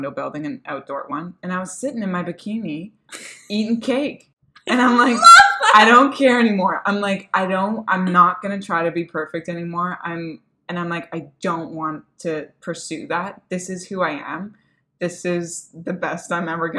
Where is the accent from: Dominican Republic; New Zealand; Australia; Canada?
Canada